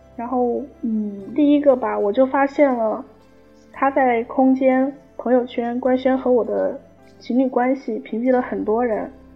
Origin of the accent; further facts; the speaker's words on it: Sichuan, China; 我是四川的